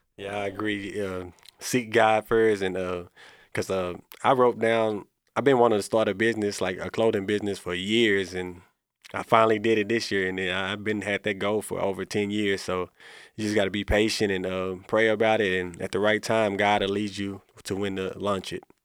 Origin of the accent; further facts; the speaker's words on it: Corsicana, Texas, United States; I was born and raised in Corsicana